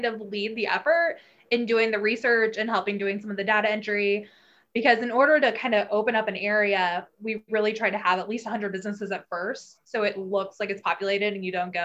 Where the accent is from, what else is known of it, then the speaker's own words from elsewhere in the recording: Kansas City, Missouri, United States; I grew up in Kansas City, obviously, in the Northland